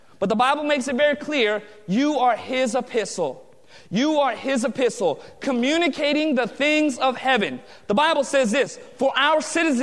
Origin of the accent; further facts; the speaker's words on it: Southern California, United States; I was born and raised in Southern California